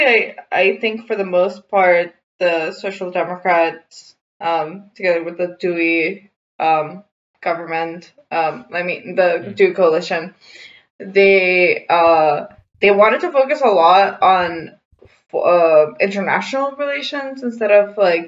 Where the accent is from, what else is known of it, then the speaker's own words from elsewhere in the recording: North Macedonia; I'm from North Macedonia